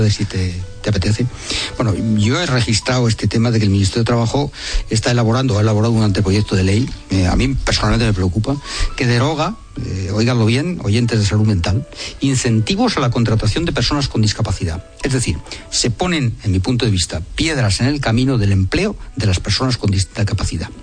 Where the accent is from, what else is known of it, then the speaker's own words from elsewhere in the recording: Spain; Somos los españoles